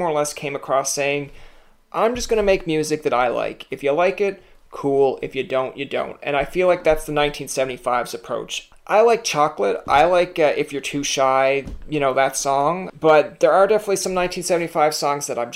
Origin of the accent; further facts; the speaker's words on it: Canada; as a Canadian